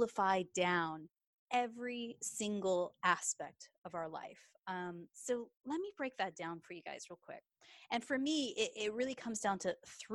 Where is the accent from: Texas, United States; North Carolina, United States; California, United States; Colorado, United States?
Texas, United States; now in England; as you can tell from my accent, I am a Texas girl, but I actually live in England.